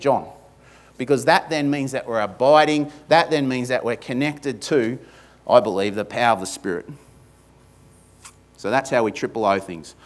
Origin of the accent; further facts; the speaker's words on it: Australia; accent: ocker; my ochre accent